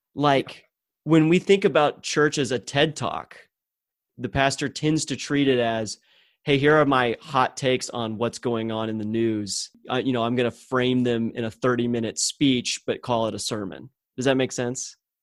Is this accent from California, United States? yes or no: no; Texas, United States; growing up in the Bible Belt of Texas